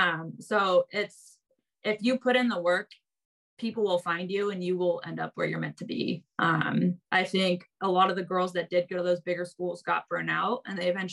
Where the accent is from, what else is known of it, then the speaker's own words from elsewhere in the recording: Indiana, United States; also born or lived in California; I think like growing up in the Midwest in Indiana for a little bit, like people in the Midwest are just super friendly in my opinion.